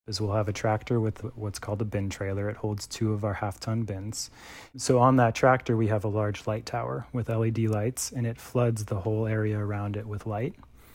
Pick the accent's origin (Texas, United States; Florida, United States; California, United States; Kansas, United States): California, United States; Quick background on me, born and raised in California where I currently live and make wine.